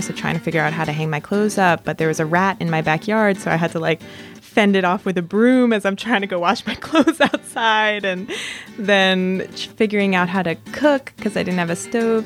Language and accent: English; Philadelphia, Pennsylvania, United States; moved away as an adult; also born or lived in Aguascalientes, Mexico; I'm from Philly